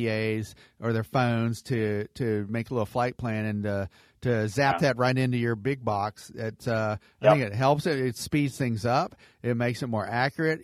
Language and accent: English; Atlanta, Georgia, United States; I'm from Atlanta, so Georgia's close to my heart